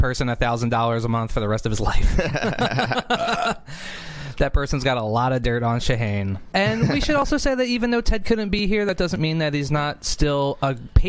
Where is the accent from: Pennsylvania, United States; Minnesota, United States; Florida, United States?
Pennsylvania, United States; Philadelphia; Because I'm from Philadelphia, I love saying yo to people.